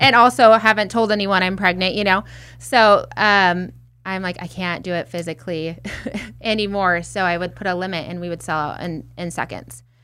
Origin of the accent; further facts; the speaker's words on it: Redlands, California, United States; my hometown, Redlands, California